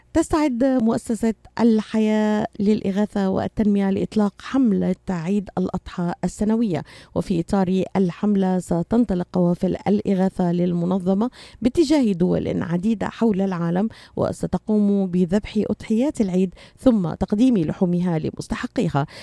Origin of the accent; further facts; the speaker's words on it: Syria; moved away; من سوريا، بعرف من، من بلدي